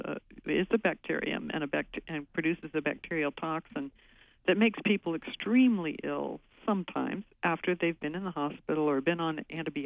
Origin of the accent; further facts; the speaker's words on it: West Coast, United States; now in Maine, United States; I grew up on the West Coast